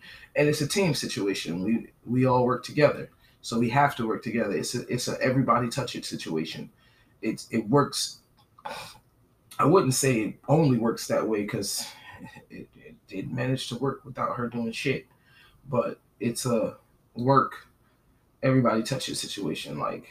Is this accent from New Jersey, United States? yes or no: yes; New Jersey, United States; moved away as an adult; She knows I'm from New Jersey, New York. We're in the South.